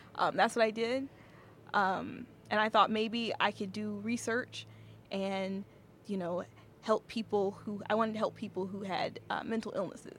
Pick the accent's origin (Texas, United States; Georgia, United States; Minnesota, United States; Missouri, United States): Georgia, United States; also born or lived in Clemson, South Carolina; I was raised in Georgia